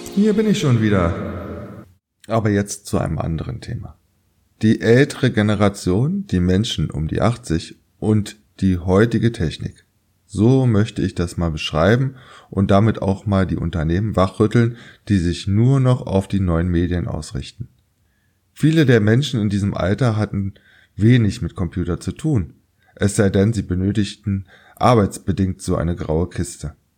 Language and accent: German; Berlin, Germany; also born or lived in Köpenick, Berlin; Ich, als gebürtiger Weddinger